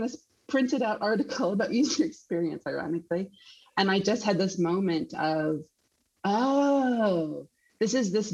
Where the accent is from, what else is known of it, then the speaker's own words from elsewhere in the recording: Council Bluffs, Iowa, United States; moved away as an adult; also born or lived in Chicago, United States; now in Sydney, Australia; I'm from Iowa originally. I grew up in Council Bluffs, Iowa